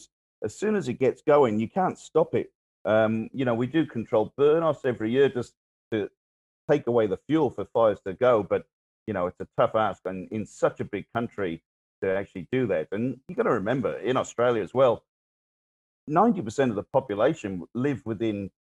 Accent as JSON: {"language": "English", "region": "Wales", "country": "United Kingdom", "moved": "yes", "said": "I'm from Wales originally."}